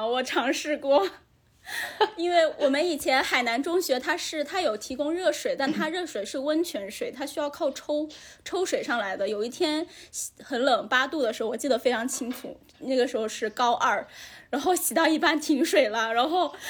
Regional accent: Haikou, Hainan, China; 我在海口长大

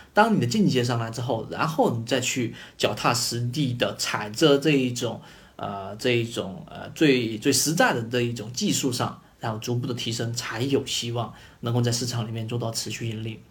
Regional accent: China; 我们中国人的这种教育体制

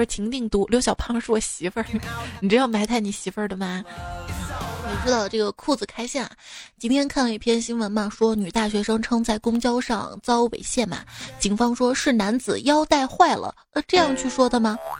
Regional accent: Hubei, China; 原谅我湖北人

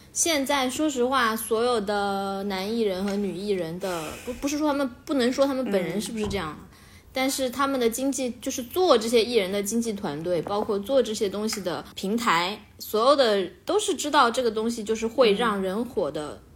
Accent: Beijing, China; 我来，来自北京

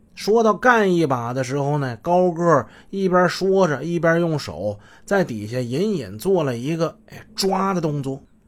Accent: Shenyang, Liaoning, China; 我们好多沈阳出租车司机

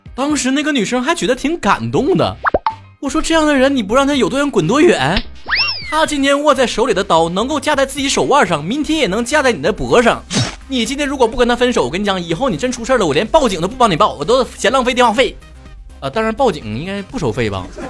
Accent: China; 我深在国内

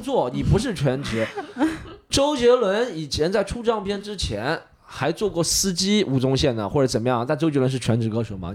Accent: Shanghai, China; 我作为一个上海人

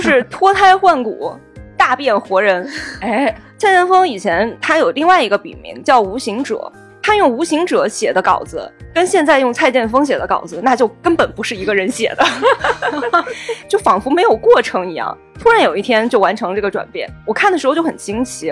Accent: China; 作为中国人

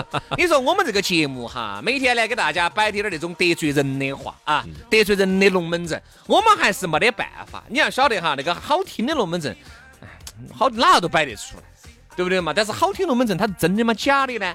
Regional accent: Chengdu, Sichuan, China; 我们成都人

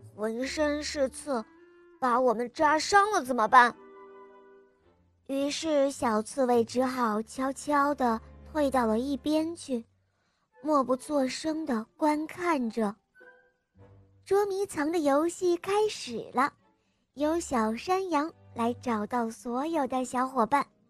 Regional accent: Ningbo, Zhejiang, China; 我今年六岁了，我来自宁波

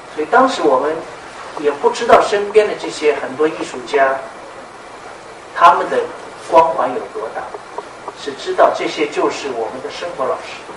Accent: Jiading, Shanghai, China; moved away as an adult; now in Hangzhou, China; 我是一个来自于嘉定农村的，上海嘉定农村的一个孩子

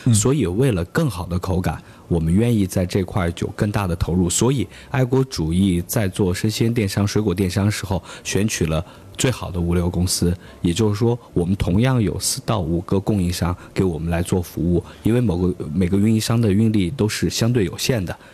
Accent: Lanzhou, Gansu, China; now in Chongqing, China; 因为我的家乡是甘肃兰州嗯。，因为我在兰州的话

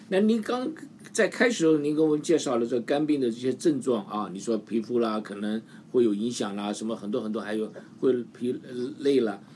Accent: Taiwan; now in United States; 我从小在台湾长大的

